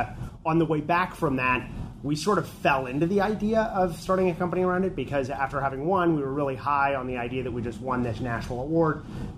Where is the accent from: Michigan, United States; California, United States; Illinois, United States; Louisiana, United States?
California, United States; what we thought was, well, we're from California.